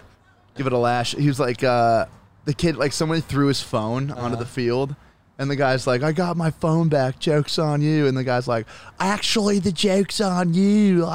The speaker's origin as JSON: {"language": "English", "region": "New England", "country": "United States", "tie": "born or raised there", "moved": "yes", "said": "as an Irish Catholic kid from like New England."}